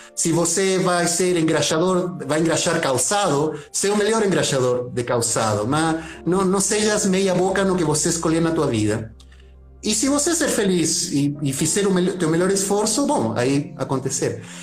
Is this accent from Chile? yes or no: yes; Santiago, Santiago Metropolitan Region, Chile; Portuguese is a second language; moved away as an adult; now in Brazil; eu nasci em Santiago do Chile, tá, na capital